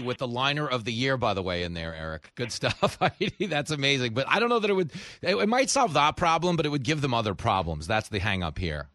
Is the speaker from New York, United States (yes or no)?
yes; New York, United States; I grew up in New York